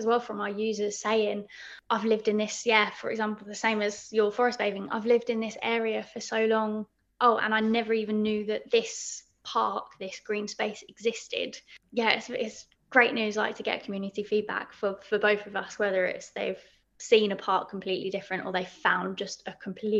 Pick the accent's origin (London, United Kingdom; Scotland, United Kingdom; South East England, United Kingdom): London, United Kingdom; I'm actually from Crystal Palace.